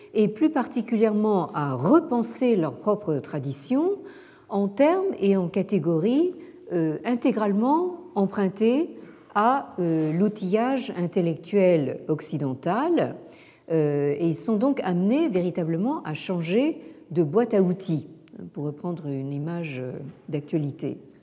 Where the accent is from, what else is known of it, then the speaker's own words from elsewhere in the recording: France; chez nous en France